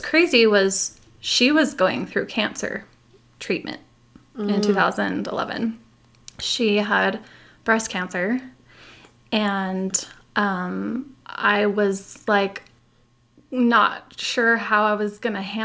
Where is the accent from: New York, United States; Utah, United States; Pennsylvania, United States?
Utah, United States; also born or lived in California / Puerto Rico; The only time I've lived outside of Utah, aside from when I was born. So you said, you know, I was born in California, but I only lived there 1 year. Oh, so okay. I kind of pretend I'm a California girl, but I'm really, you know, Utah